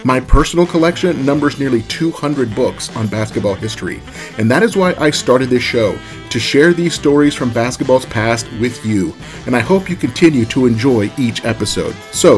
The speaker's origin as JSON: {"language": "English", "region": "Southern California", "country": "United States", "tie": "born or raised there", "said": "I grew up in Southern California"}